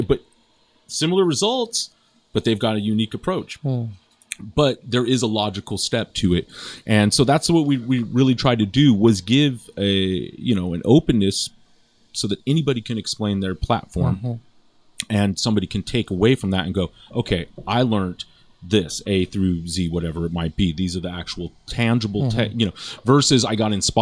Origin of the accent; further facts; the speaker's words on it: Los Angeles, California, United States; also born or lived in Redondo Beach; I'm from here. I was born in Redondo Beach, and you know, I've been born and raised in Los Angeles.